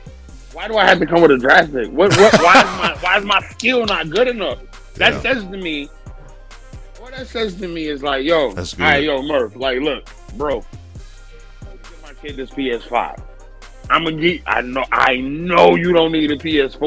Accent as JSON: {"language": "English", "town": "Detroit", "region": "Michigan", "country": "United States", "said": "I'm from Detroit"}